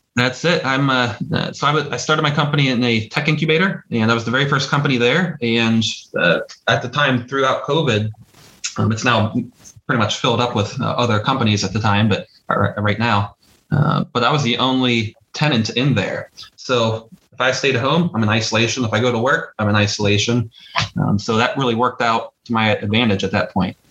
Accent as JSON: {"language": "English", "town": "Butler", "region": "Pennsylvania", "country": "United States", "accent": "Pittsburghy", "said": "Butler, PA"}